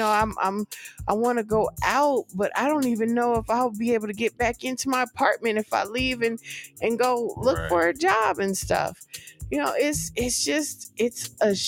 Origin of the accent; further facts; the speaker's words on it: California, United States; moved away as an adult; I grew up in California. I'm you know, from there